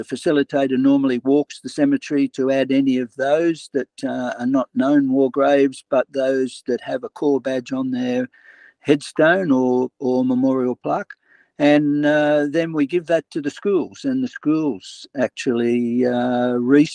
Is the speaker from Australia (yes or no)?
yes; Sydney, New South Wales, Australia; I'm originally from Bondi, I chose Sydney